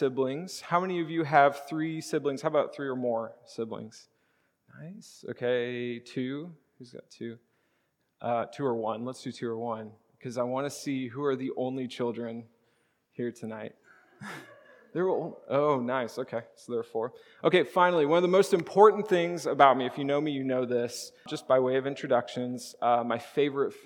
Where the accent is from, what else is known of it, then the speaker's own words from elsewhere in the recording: Charleston, Illinois, United States; I grew up in Charleston, Illinois